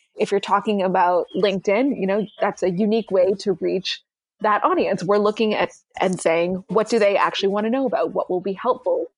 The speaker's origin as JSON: {"language": "English", "country": "Canada", "moved": "yes", "said": "I'm Canadian originally."}